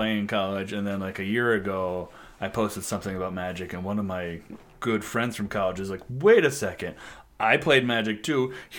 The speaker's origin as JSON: {"language": "English", "town": "Elizabeth", "region": "Illinois", "country": "United States", "said": "It's near Galena. It's the northwest corner of Illinois."}